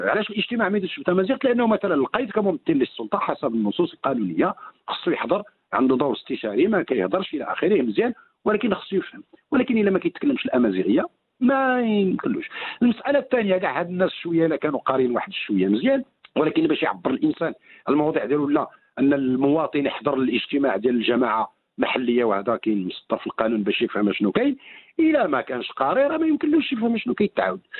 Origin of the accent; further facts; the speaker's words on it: Morocco; ولكن المشكل اللي عندنا في المغرب ان يمازيغ نظرا لاحترامهم لانفسهم اولا ولاحترامهم للضيف